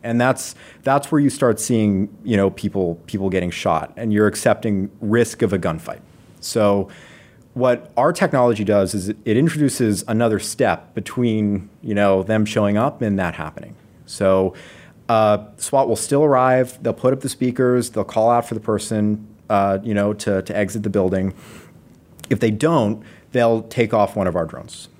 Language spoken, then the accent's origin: English; Las Vegas, Nevada, United States; moved away as an adult; now in Seattle, United States; I grew up in Las Vegas